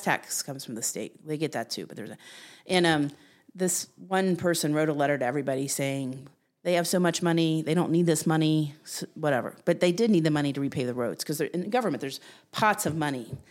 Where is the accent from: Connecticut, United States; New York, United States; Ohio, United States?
Ohio, United States; Jackson; also born or lived in Columbus, Ohio; now in Delaware, Ohio, United States; I grew up in Southern Ohio in Jackson County